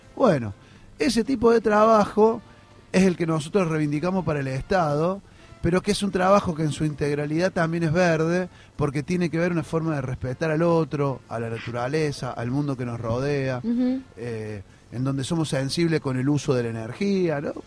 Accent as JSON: {"language": "Spanish", "region": "Córdoba", "country": "Argentina", "said": "Yo soy cordobés"}